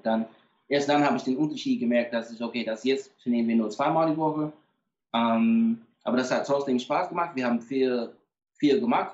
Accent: Atlanta, Georgia, United States; ich komme aus Atlanta, so ich bin automatisch so Fan von, äh, von den Atlanta Falcons

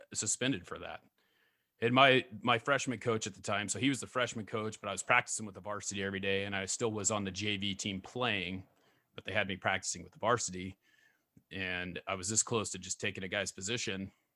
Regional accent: California, United States; also born or lived in Oregon; now in Idaho, United States; I grew up, I was born in, uh, Solid Edge, California

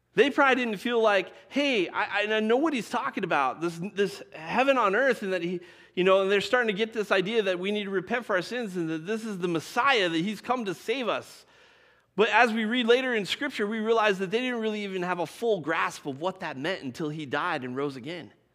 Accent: Colorado, United States; I grew up in Colorado.

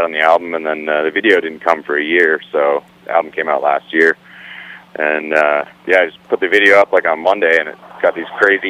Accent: Kingston, Ontario, Canada; accent: hoser; I grew up in Ontario, Canada, a town called Kingston.

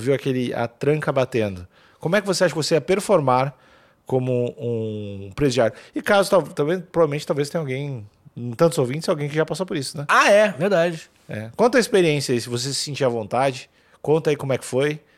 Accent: São Paulo, Brazil; accent: Paulista; Eu falo com sotaque paulista ainda.

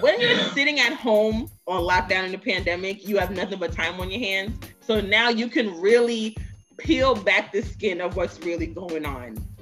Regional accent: New York City, New York, United States; They both met here in the States, which is why I was born in Brooklyn

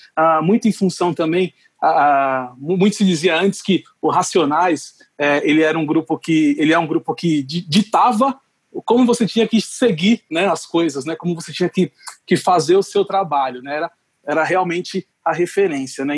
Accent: Brazil; a gente tem como brasileiro

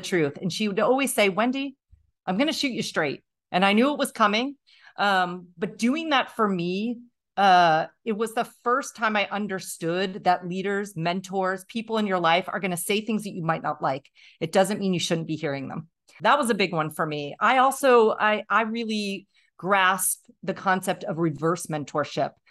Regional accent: Tunkhannock, Pennsylvania, United States; I grew up, I say, in the middle of nowhere in Pennsylvania

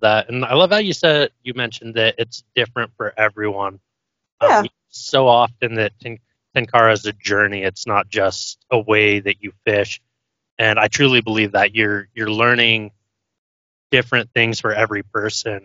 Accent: Idaho, United States; now in Utah, United States; I grew up in Idaho. I live in Utah now

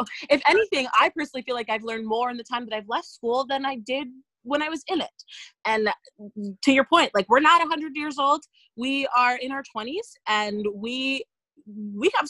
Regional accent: Ontario, Canada; I grew up in Ontario

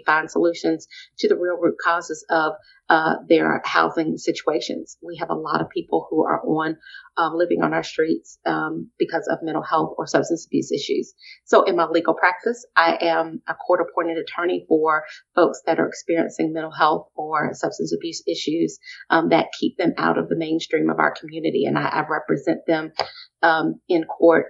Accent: Columbia, South Carolina, United States; also born or lived in Virginia; So Columbia is home for me. I grew up in Columbia.

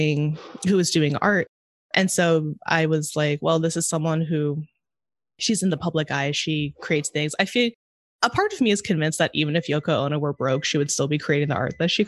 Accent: Monterey, California, United States; now in Chicago, United States; I'm from Monterey.

